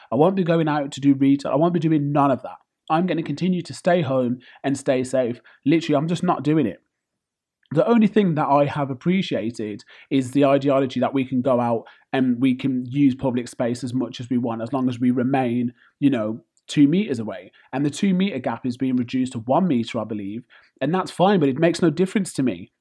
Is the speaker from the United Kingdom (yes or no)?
yes; United Kingdom; I'm British born and bred